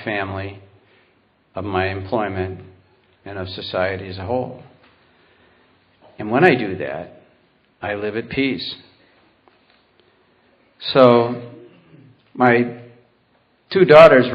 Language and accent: English; Warsaw, New York, United States; I grew up out in Warsaw, New York